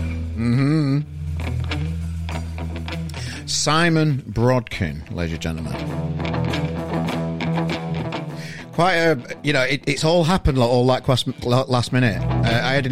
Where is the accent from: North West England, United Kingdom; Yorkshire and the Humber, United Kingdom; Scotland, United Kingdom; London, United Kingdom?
Yorkshire and the Humber, United Kingdom; Sheffield; now in Manchester, United Kingdom; Well, I'm from Sheffield originally, and I've moved to Manchester. And, you know, I think the accent's merging a little bit.